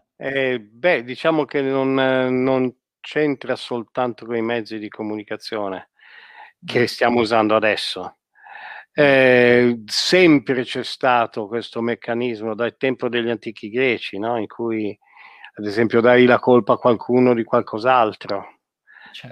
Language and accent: Italian; Italy; di noi italiani